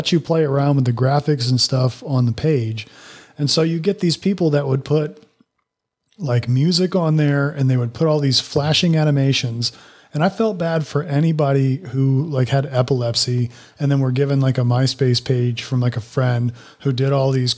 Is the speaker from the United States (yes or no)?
no; United Kingdom; I'm British.